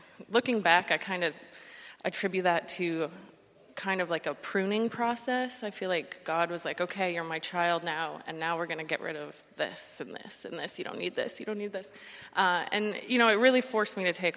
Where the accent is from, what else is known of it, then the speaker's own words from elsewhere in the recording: the North, United States; moved away as an adult; now in Florida, United States; I grew up in the North, and having like a faith background isn't that prevalent up there